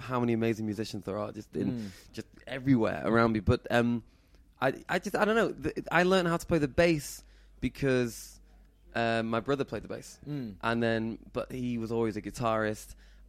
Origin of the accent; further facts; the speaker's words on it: Manchester, North West England, United Kingdom; because I grew up in Manchester.